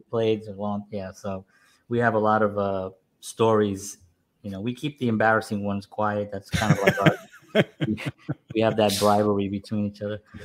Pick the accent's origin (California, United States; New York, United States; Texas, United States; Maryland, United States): New York, United States; New York City; I grew up in a Spanish family. I'm from New York. I'm from the Bronx